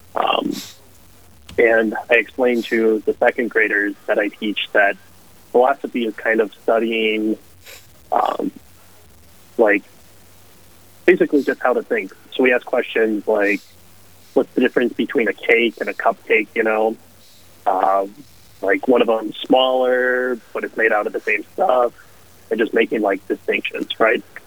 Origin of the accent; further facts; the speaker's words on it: Hibbing, Minnesota, United States; I grew up in Hibbing, Minnesota. So little far up north